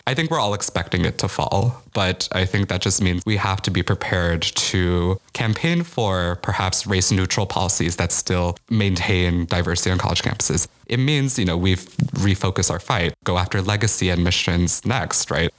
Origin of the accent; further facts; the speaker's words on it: Chicago, Illinois, United States; moved away as an adult; now in New Haven, United States; I'm from Chicago